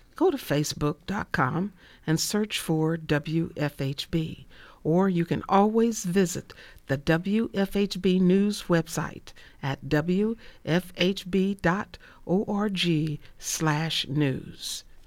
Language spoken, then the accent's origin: English; Indianapolis, Indiana, United States; I grew up in Indianapolis